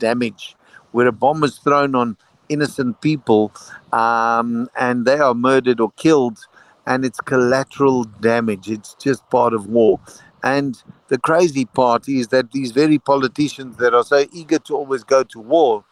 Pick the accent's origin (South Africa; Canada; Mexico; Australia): South Africa; as a South African, we were part of a national system that it was compulsory for any youth to go through